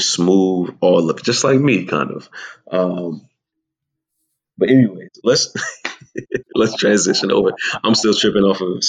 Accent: the South, United States; I grew up down here in the South where you went to work, you came home, you ate the biggest piece of fried chicken that you could, the greasiest thing that you could

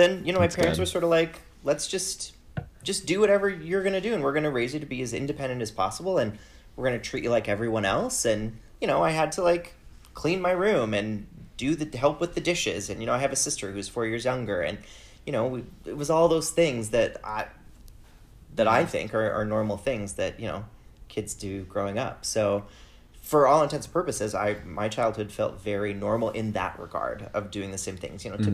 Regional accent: Wyoming, United States; moved away as an adult; now in Toronto, Canada; I'm currently in Toronto, Canada, but I'm originally from the United States. I grew up in the state of Wyoming. That's where I was born and raised

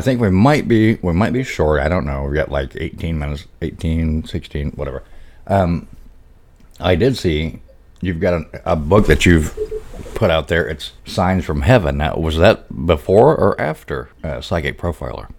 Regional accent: Arkansas, United States; That's my home state, yeah, Arkansas.

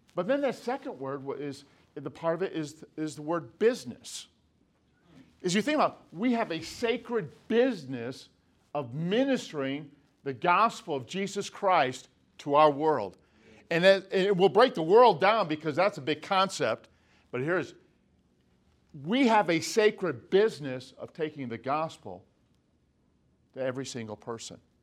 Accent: Chicago suburbs, Illinois, United States; now in Lancaster, California, United States; our home church where I grew up in the Chicago suburbs

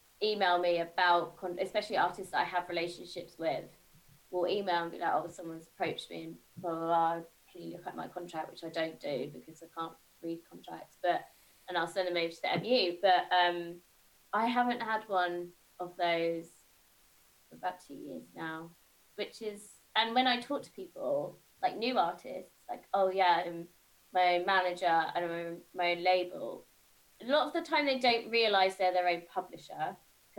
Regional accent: Isle of Wight, South East England, United Kingdom; moved away; I grew up on the Isle of Wight, and very small, towny kind of retirement

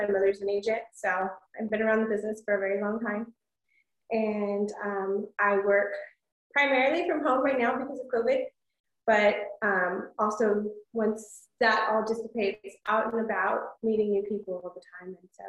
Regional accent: San Antonio, Texas, United States; I'm from San Antonio, born and raised.

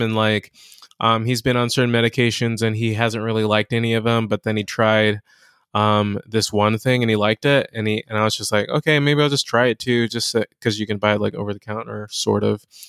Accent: Inglewood, California, United States; also born or lived in Ladera Heights, Los Angeles; I'm from here. I'm from, um, I'm from Inglewood, um, but I'm from all over L

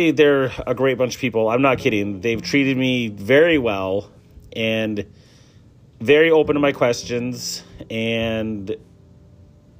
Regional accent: Chassel, Michigan, United States; it was Catholics and Lutherans growing up in Chassel.

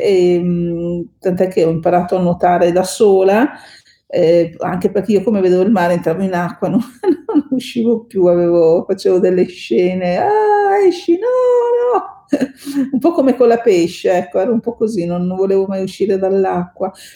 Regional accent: Bassano del Grappa, Veneto, Italy; moved away as an adult; now in Milan, Italy; io sono cresciuta mm, a Bassano del Grappa in provincia di Vicenza

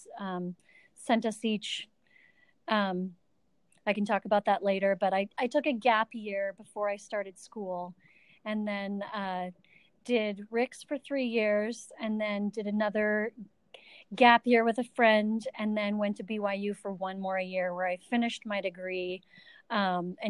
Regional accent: Vancouver Island, British Columbia, Canada; also born or lived in Calgary, Alberta / Victoria / Nanaimo / Qualicum; So I was born in Calgary, Alberta, Canada, and lived there till I was about five. And then my parents moved us to Vancouver Island, British Columbia, where I lived until I was about 18.

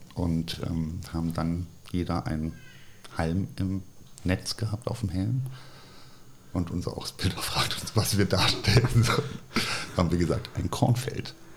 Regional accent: Wiesbaden, Hesse, Germany; moved away as an adult; also born or lived in Freiburg / United States / Bonn / Cologne; ich bin groß geworden äh, tatsächlich in Wiesbaden

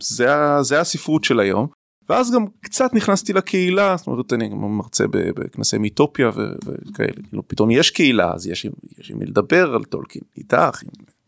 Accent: Jerusalem, Jerusalem District, Israel; now in Ramat Gan, Israel; אני ירושלמי במקור, גר ברמת גן

